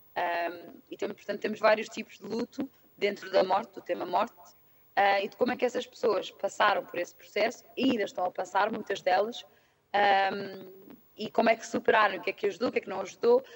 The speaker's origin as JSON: {"language": "Portuguese", "region": "Lisbon", "country": "Portugal", "also_born_or_lived": "London", "moved": "as an adult", "said": "tenho 29 anos e sou de Lisboa."}